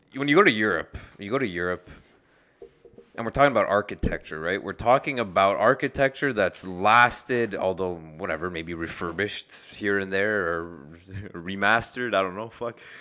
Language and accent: English; Canada; we're from Canada